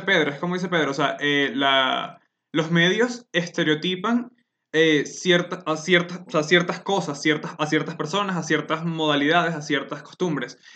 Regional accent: Venezuela; now in Colombia; soy una persona venezolana que vive en Colombia desde hace un buen tiempo

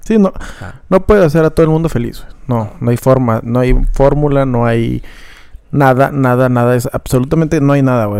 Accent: Mexico

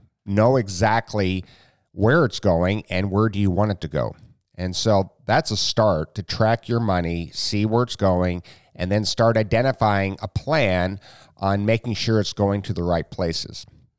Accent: Jamaica, Iowa, United States; So I'm from Iowa. I grew up in a small town called Jamaica.

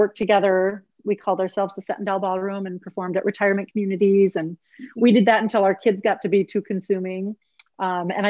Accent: southeast Minnesota, United States; also born or lived in Eau Claire, Wisconsin; I grew up in Minnesota, a small town in southeast Minnesota, it's right between Rochester and Winona.

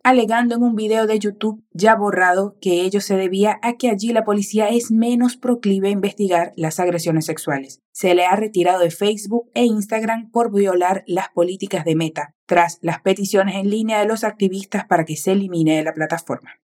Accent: Venezuela; tu profe venezolana de español

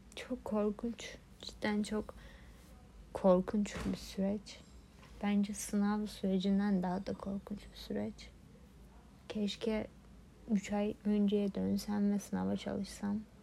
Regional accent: Turkey; Türkiye'de doğdum.

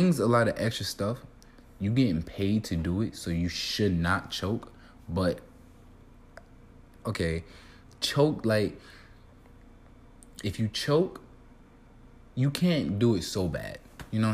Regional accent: New York City, New York, United States; I'm from Brooklyn.

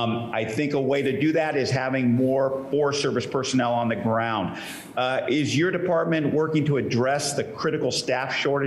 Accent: Central Coast of California, United States; I hail from the Central Coast of California, out there in the Salinas, Pajaro, and San Juan Valleys.

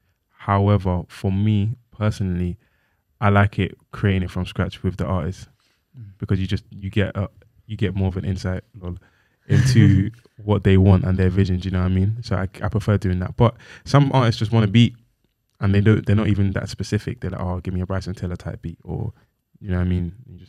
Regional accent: Nigeria; But I'm Nigerian.

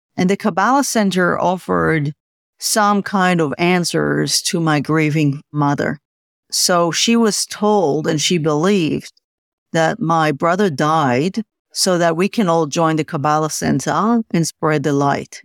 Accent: Tel Aviv, Tel Aviv District, Israel; I was born in Tel Aviv many moons ago.

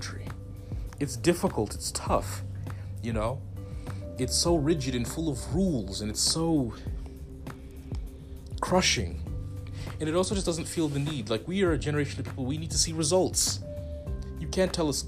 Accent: Zimbabwe; I'm from Southern Africa. Like I said, I'm Zimbabwean, but I got family in South Africa.

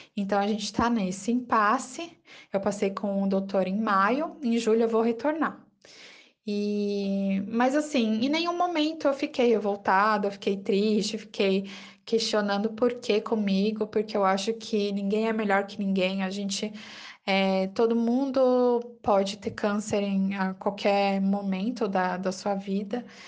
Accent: São Paulo, Brazil; sou da capital de São Paulo

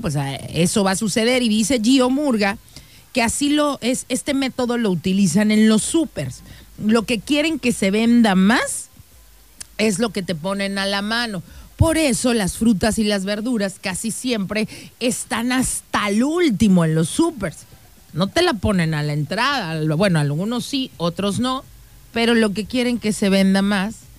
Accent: Mexico; nosotros los mexicanos

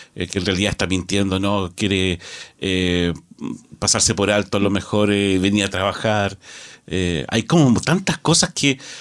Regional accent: Chile; nosotros como sociedad chilena

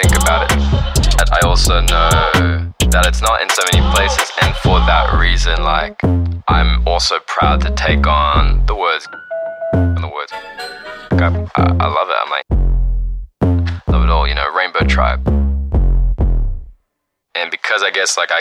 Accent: Australia; I'm from Australia.

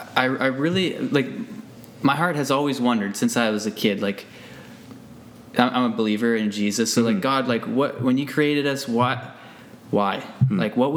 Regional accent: United States; moved away as an adult; now in Abbotsford, Canada; I grew up in the States.

